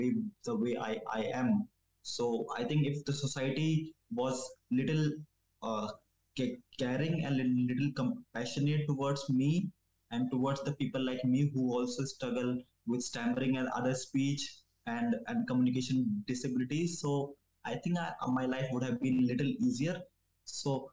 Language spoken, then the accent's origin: English; New Delhi, Delhi, India; I'm from New Delhi, India